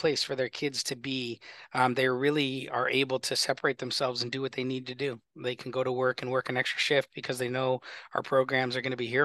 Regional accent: Glendale, Arizona, United States; I grew up in Glendale, so Glendale is very personal to me.

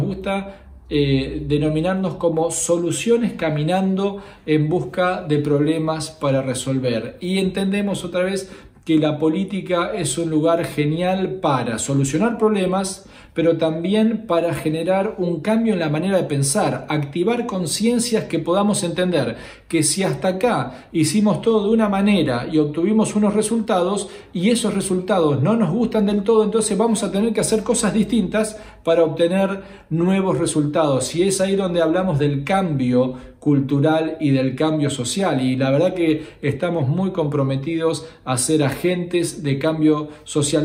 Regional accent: Argentina; Unámonos como argentinos

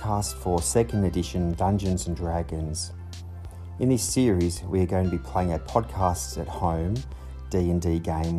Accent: Australia; my hometown here in Australia

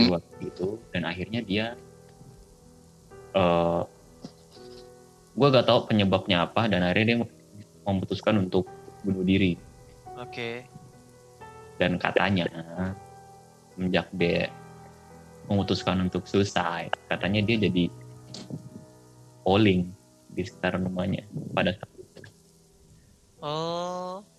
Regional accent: Java, Indonesia; gue mah orang Jawa nggak percaya gituan

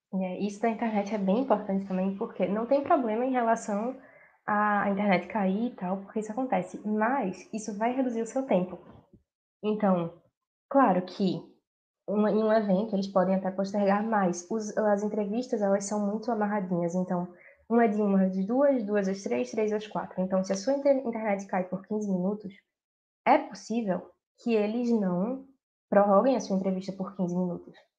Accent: Recife, Pernambuco, Brazil; moved away as an adult; now in London, United Kingdom; sou de Recife, Pernambuco

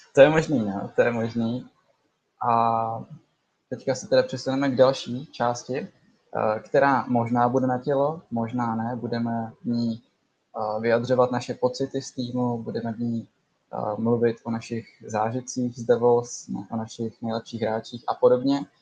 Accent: Kadaň, Ústí nad Labem Region, Czechia; jsem z Kadaně.

